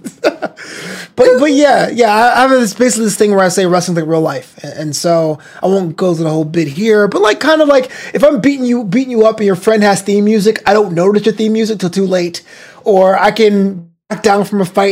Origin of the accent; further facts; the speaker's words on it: United States; I am an American. My parents are immigrants. They came from the Caribbean